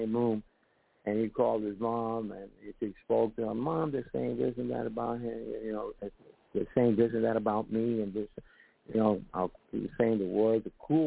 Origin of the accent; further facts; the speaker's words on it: New York City, New York, United States; moved away; also born or lived in San Francisco / Los Angeles; growing up in the South Bronx